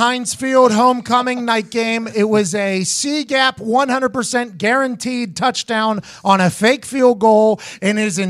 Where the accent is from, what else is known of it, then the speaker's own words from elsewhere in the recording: Pittsburgh, Pennsylvania, United States; I grew up in Pittsburgh, Pennsylvania.